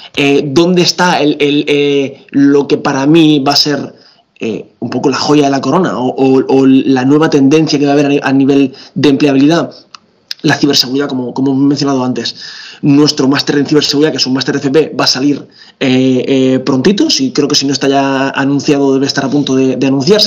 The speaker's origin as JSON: {"language": "Spanish", "region": "Region of Murcia", "country": "Spain", "said": "soy murciano"}